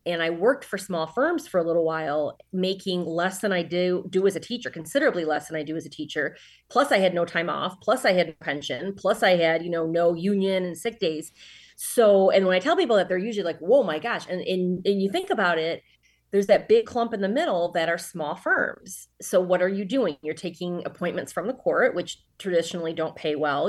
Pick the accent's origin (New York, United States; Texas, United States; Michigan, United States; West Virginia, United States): Michigan, United States; Sterling Heights; also born or lived in Troy, Michigan / Ann Arbor, Michigan; I was born in the northern suburbs of Detroit, uh, in Sterling Heights, Troy area, um, and then when I was a teenager, my parents got divorced, and mom was still in Sterling Heights, dad was in Troy, so I truly straddled the line, um, growing up